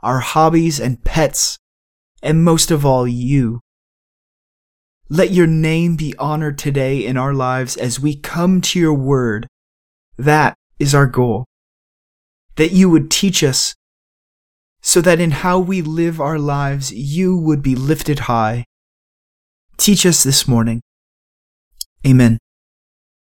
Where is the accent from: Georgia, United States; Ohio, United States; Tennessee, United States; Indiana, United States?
Ohio, United States; Cleveland; moved away; I'm originally from Cleveland, and so I've grown to be a rather die-hard Cleveland